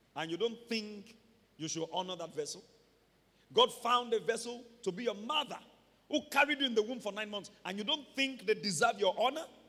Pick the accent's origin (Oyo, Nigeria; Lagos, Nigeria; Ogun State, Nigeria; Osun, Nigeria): Oyo, Nigeria; Ibadan; growing up in Mokola